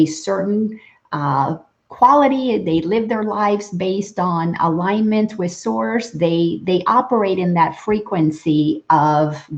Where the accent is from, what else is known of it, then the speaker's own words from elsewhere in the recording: Dominican Republic; I'm from the Dominican Republic